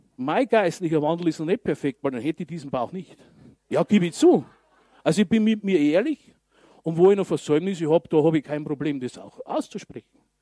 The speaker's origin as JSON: {"language": "German", "town": "Regensburg", "region": "Bavaria", "country": "Germany", "said": "bei uns in Regensburg"}